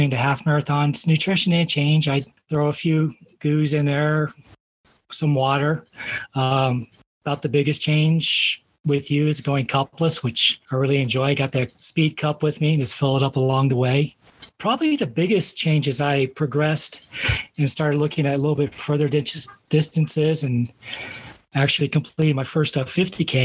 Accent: Colorado Springs, Colorado, United States; I grew up in Colorado Springs

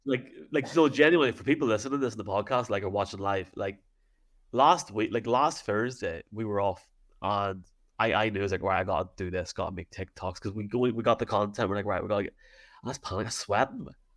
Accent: Dungannon, Northern Ireland, United Kingdom; I'm from Dungannon

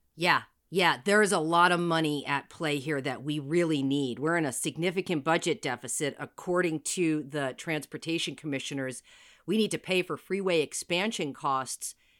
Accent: New Jersey, United States; now in Seattle, United States; I'm from Jersey.

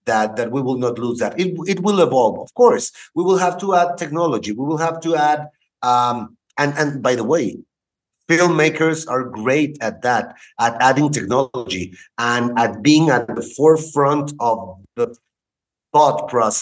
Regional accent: Cuernavaca, Morelos, Mexico; also born or lived in Houston, Texas / Querétaro / Monterrey; I was born in Houston, Texas, and I came back to Mexico when I was 3 years old. I studied in the city of Cuernavaca

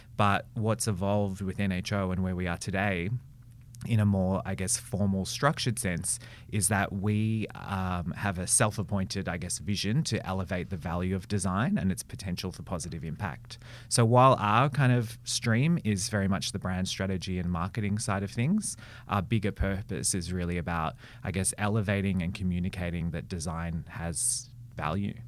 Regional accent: Melbourne, Victoria, Australia; I grew up in Melbourne, born and bred

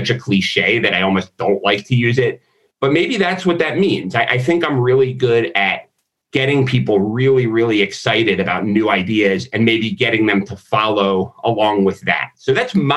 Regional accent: Florida, United States; also born or lived in Philadelphia, Pennsylvania; I moved from Philadelphia to Florida when I was like 9

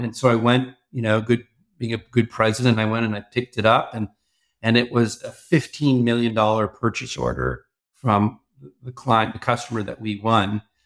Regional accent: Toronto, Ontario, Canada; I grew up in Toronto, but worked a lot in the U S in my early careers.

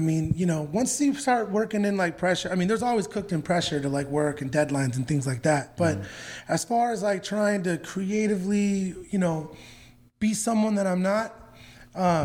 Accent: California, United States; moved away as an adult; now in Nashville, United States; I grew up in California.

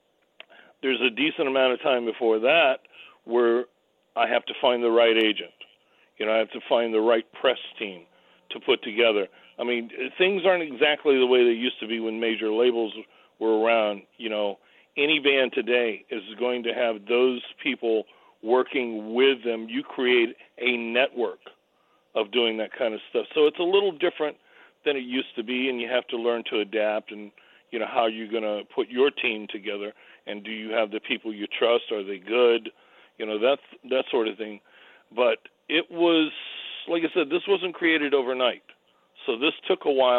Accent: New York City, New York, United States; I grew up over in Staten Island

